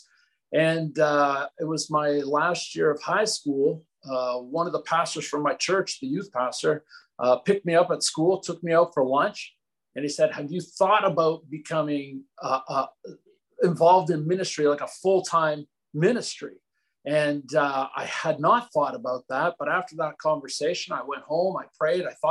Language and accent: English; New Brunswick, Canada; moved away as an adult; also born or lived in Pensacola; I was actually born on the east coast of Canada. New Brunswick is the place where I was born. That's where I spent the first 19, 20 years of my life.